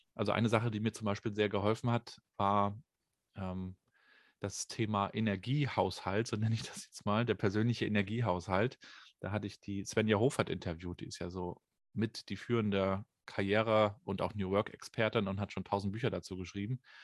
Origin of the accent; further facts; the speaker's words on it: Rostock, Mecklenburg-Vorpommern, Germany; Ich bin ja in der DDR noch groß geworden, 1980 geboren, äh, habe die also noch neun Jahre so kennengelernt. Da gab es dann hier in Rostock